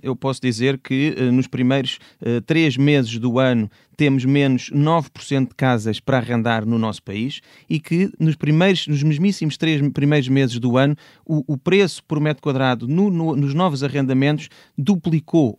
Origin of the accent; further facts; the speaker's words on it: Portugal; nós todos, enquanto portugueses